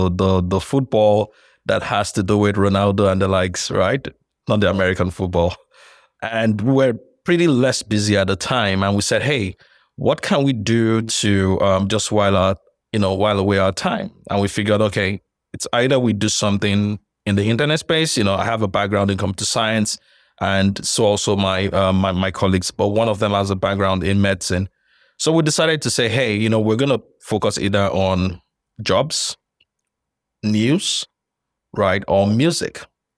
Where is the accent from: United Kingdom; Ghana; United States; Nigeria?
Nigeria; So I'm Nigerian, by the way.